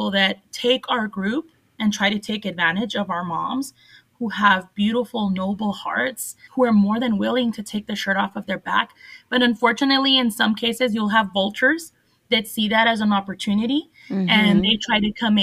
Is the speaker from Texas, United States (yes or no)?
yes; El Paso, Texas, United States; I grew up in Segundo Barrio